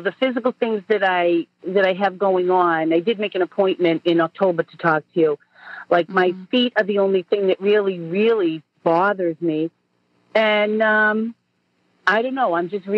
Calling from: Boston, Massachusetts, United States; I'm here with my daughter, …. We're from Boston.

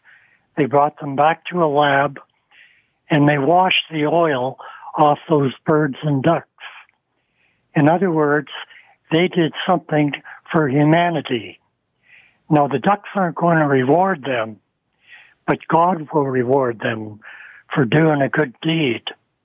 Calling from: Scarborough, Ontario, Canada; I'm from Scarborough.

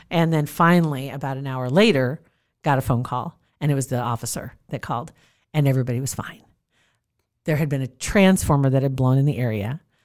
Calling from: Nebraska, United States; I'm calling from Nebraska.

